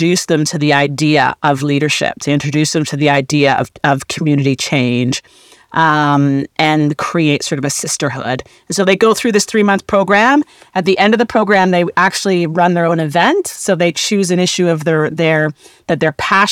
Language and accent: English; Canada; I'm Canadian. I grew up in a small town, an all-white town